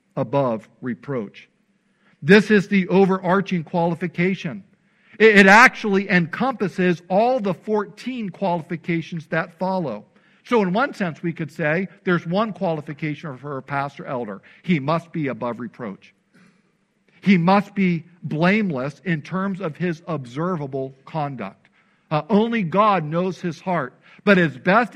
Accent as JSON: {"language": "English", "region": "Illinois", "country": "United States", "tie": "born or raised there", "said": "when I was growing up in Illinois"}